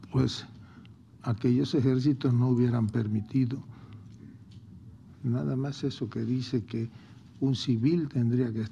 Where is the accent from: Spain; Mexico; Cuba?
Mexico; tenemos que confiar como mexicanos en la profesionalización